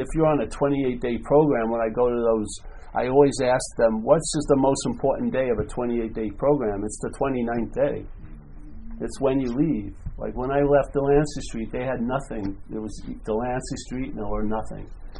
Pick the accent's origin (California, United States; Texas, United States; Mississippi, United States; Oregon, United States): California, United States; I'm from California